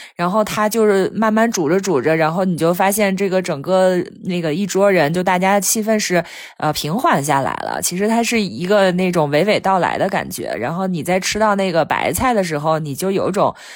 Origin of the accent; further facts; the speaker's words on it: Taiyuan, Shanxi, China; moved away; 我的老家在山西太原